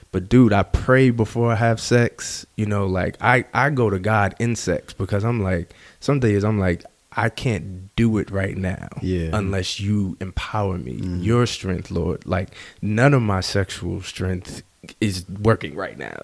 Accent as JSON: {"language": "English", "region": "New Jersey", "country": "United States", "tie": "born or raised there", "said": "I grew up in Jersey"}